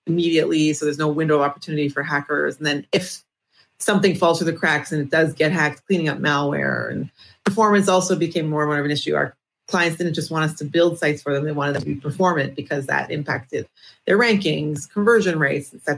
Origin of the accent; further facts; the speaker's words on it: Toronto, Ontario, Canada; now in Israel; I'm originally from Toronto, Canada. Now I live in Israel